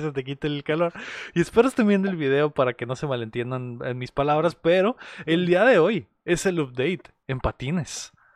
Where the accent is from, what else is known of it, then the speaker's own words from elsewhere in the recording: Mexicali, Baja California, Mexico; somos de Mexicali